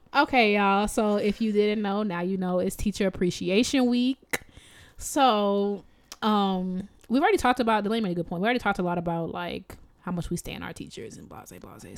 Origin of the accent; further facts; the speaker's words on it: United States; I am an American